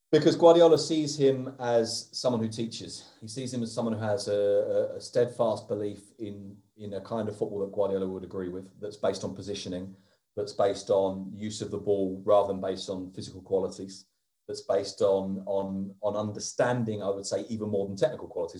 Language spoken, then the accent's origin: English; London, United Kingdom; moved away; also born or lived in Oviedo; being a Londoner